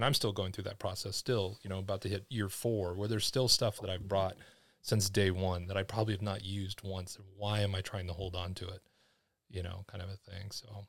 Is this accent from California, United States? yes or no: yes; California, United States; I'm originally from California.